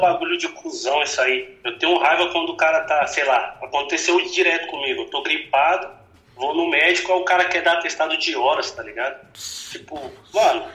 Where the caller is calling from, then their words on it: Embu das Artes, São Paulo, Brazil; Falo de Embu das Artes